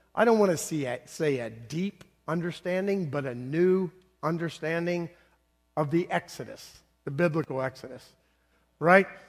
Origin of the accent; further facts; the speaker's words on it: the South, United States; also born or lived in Northeast United States; now in Bloomington, United States; I was born in the South